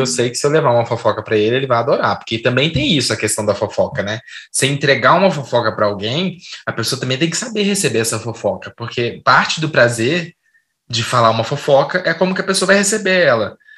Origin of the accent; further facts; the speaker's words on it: Brazil; also born or lived in Belo Horizonte; eu nasci em Belo Horizonte, mas eu cresci no interior.